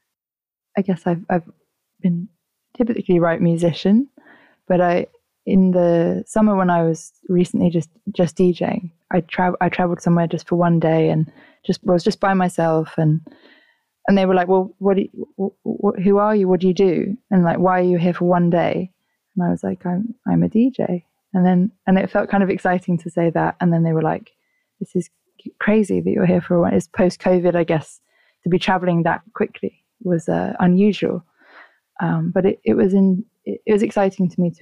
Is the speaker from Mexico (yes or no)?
no; London, United Kingdom; I grew up in Southwest London, in Wandsworth.